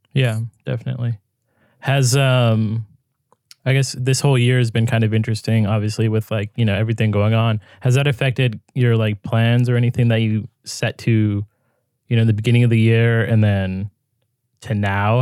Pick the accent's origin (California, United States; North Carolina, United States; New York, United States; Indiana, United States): California, United States; I'm from California